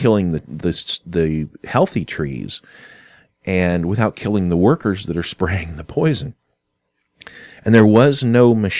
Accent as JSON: {"language": "English", "region": "California", "country": "United States", "tie": "born there", "also_born_or_lived": "Kentucky", "said": "And now I was born in California, so we had moved back and forth from Kentucky to California on several occasions."}